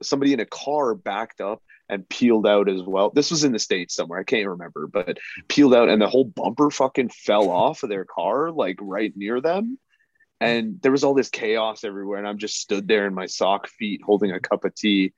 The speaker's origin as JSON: {"language": "English", "country": "Canada", "tie": "born or raised there", "also_born_or_lived": "Guyana", "said": "I'm South American, I'm Guyanese, and I was actually born in Canada"}